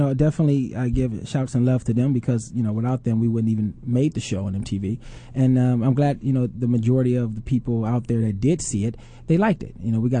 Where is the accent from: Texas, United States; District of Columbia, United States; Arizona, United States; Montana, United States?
Texas, United States; Houston; I'm actually born and raised in Houston, Texas.